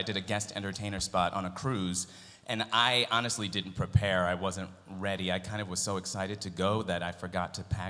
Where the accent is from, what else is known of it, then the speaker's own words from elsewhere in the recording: Buffalo, New York, United States; I grew up in Buffalo